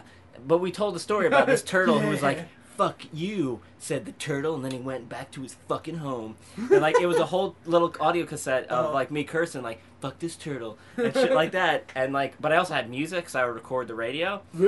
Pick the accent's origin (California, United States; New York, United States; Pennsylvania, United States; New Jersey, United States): New York, United States; Brooklyn; We're from Brooklyn.